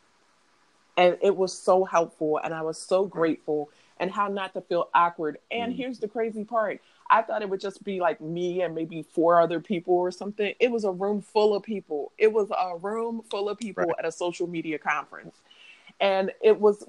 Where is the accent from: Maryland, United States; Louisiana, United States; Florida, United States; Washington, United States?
Maryland, United States; Baltimore; I'm from Baltimore